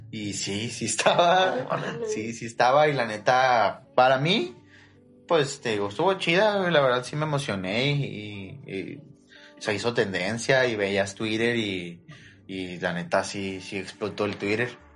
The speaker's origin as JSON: {"language": "Spanish", "town": "Ciudad Juárez", "region": "Chihuahua", "country": "Mexico", "said": "Yo soy de aquí de Juárez, 100%."}